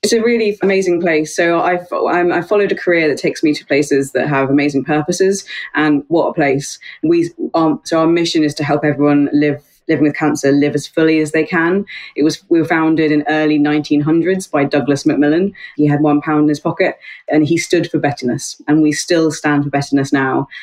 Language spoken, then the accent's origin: English; New Zealand; also born or lived in Australia / Yorkshire; now in United Kingdom; I'm over in the UK and I'm a Kiwi by birth, half Kiwi, half Aussie